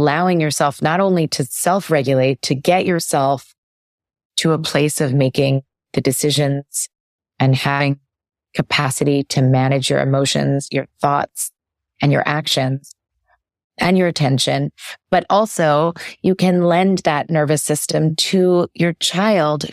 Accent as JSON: {"language": "English", "town": "New York City", "region": "New York", "country": "United States", "tie": "born or raised there", "moved": "as an adult", "lives_now": "California, United States", "said": "I moved to California over the pandemic and I lived in New York City before that, and I grew up in New York City"}